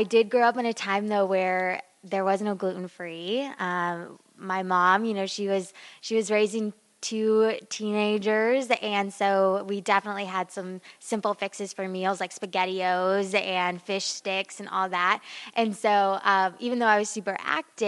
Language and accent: English; Las Vegas, Nevada, United States; also born or lived in Sioux Falls, South Dakota / Oklahoma; now in Cranford, United States; I grew up in Las Vegas, Nevada, and also Sioux Falls, South Dakota, which is like two worlds apart.